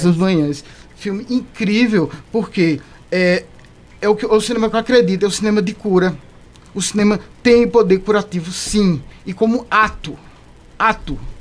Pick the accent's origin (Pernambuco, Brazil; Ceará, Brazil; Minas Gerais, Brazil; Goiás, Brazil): Pernambuco, Brazil; Caruaru; eu sou daqui de Caruaru